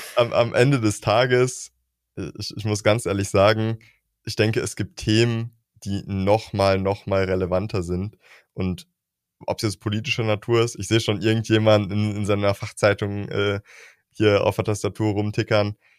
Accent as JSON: {"language": "German", "country": "Germany", "said": "wir Deutschen"}